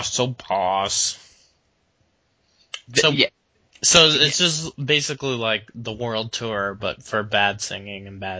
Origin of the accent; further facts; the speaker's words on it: United States